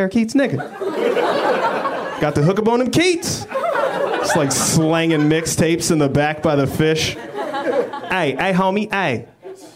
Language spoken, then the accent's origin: English; Denver, Colorado, United States; moved away as an adult; now in Los Angeles, United States; I am from Denver, Colorado. Been in L.A. about a year